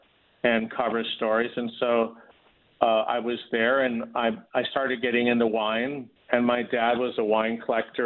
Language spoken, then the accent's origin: English; Los Angeles, California, United States; also born or lived in Newport Beach, California / Utah / Wisconsin; I was born and raised in Los Angeles and actually in Hancock Park, and then moved as a teenager to Newport Beach